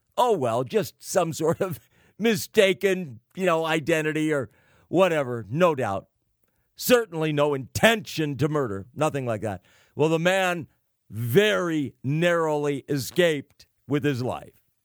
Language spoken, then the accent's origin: English; California, United States; California, the great Golden State, my home state